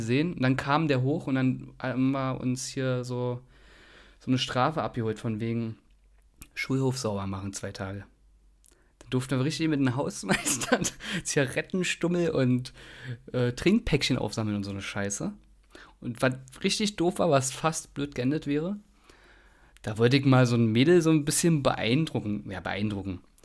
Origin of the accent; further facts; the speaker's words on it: Berlin, Germany; Ich komme aus mhm. Berlin Buch übrigens. Also geboren bin ich dort